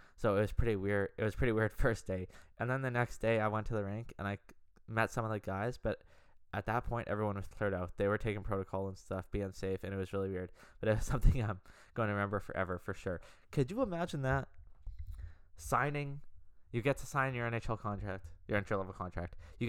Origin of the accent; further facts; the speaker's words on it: Madison, Wisconsin, United States; I'm from Madison too, so it was always cool coming back and playing those guys.